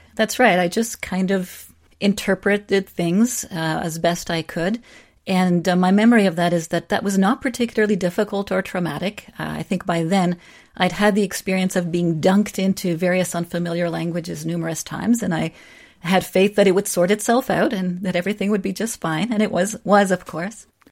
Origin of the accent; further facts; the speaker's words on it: Czechia; first language Czech; English is a second language; now in Canada; come from a country like the Czech Republic, continue to speak my language, and be Canadian